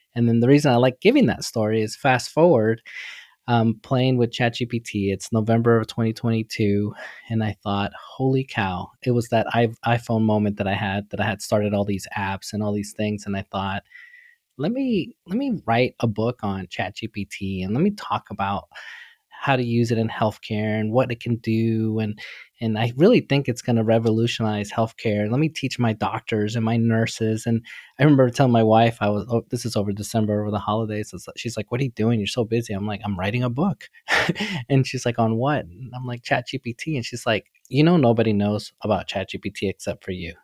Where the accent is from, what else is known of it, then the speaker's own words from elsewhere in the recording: New York City, New York, United States; I grew up in New York City, really humble beginning, literally with nothing.